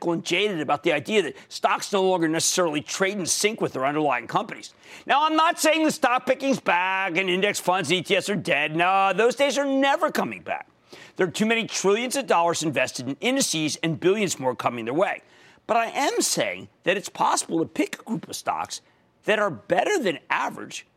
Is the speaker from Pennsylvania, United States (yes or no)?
yes; Philadelphia, Pennsylvania, United States; I know that sounds like OWL, but that's because I'm from Philadelphia.